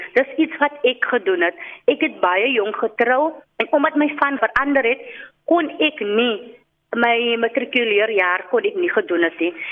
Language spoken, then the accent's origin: Afrikaans; Cape Town, Western Cape, South Africa; Ek is van Oceanview hier in die diep suide